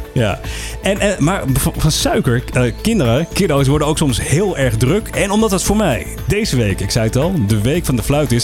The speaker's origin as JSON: {"language": "Dutch", "country": "Netherlands", "said": "zijn wij als Nederlanders"}